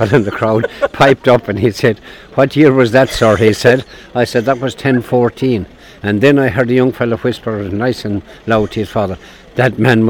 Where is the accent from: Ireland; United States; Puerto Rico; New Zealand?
Ireland; Kilmurry, Munster; moved away; I'm originally from Kilmurry or Brechin, but I'm living in it.